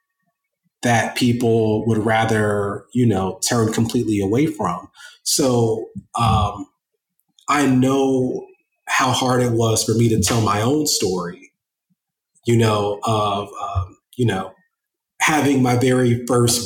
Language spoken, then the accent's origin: English; Columbus, Ohio, United States; I grew up very poor in Columbus, Ohio, raised by a single mother with two sisters